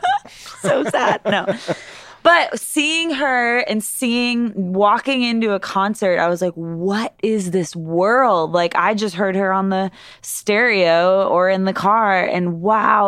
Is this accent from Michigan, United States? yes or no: no; East Aurora, New York, United States; I grew up in East Aurora, New York, which is, like, twenty, thirty minutes south of Buffalo, New York.